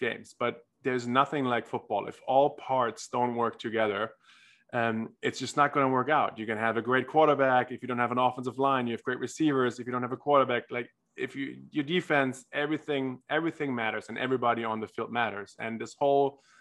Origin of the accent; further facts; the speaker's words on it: Germany; moved away; I grew up in Germany, tried almost every sport there is to try forcefully, as every German boy